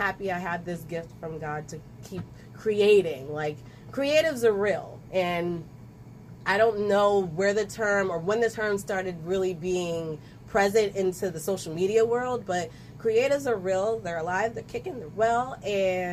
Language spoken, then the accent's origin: English; Ewing, New Jersey, United States; also born or lived in Trenton, New Jersey; I may have been born in Trenton, raised in Ewing, but technically a lot of me is in Trenton